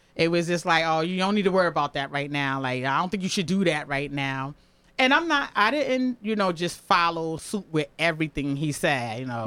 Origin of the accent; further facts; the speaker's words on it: New Haven, Connecticut, United States; I'm born and raised in New Haven.